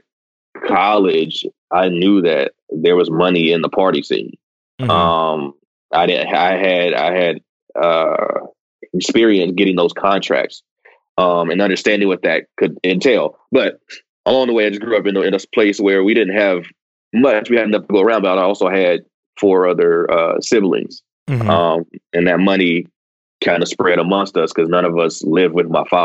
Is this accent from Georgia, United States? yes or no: no; Chattanooga, Tennessee, United States; moved away as an adult; also born or lived in Brooklyn, New York; now in New Orleans, United States; I was born and raised in Chattanooga, Tennessee.